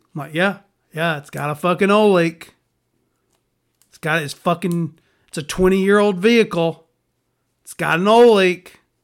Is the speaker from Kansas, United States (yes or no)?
no; Alabama, United States; I'm from Alabama